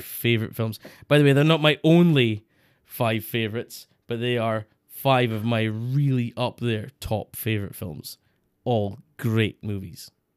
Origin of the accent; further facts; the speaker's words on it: Scotland, United Kingdom; Scottish people